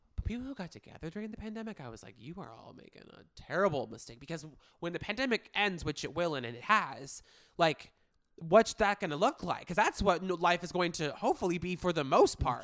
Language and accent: English; Manhattan Beach, California, United States; my hometown of Manhattan Beach